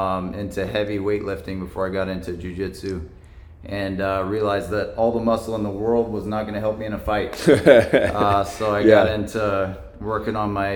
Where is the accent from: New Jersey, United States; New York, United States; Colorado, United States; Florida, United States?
Florida, United States; Jacksonville; I'm from Jacksonville, so Amazon opening a facility here was a good opportunity for me.